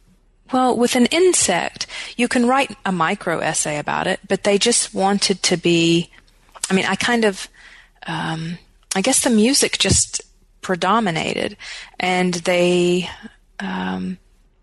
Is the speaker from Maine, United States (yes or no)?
no; Wytheville, Virginia, United States; moved away as an adult; now in Tennessee, United States; my hometown at all, which I do hope to do, of Wytheville, Virginia